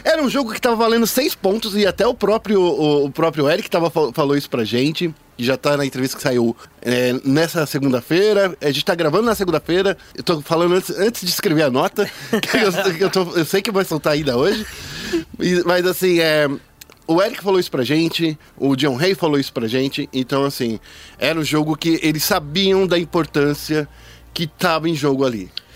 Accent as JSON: {"language": "Portuguese", "country": "Brazil", "said": "a gente é brasileiro"}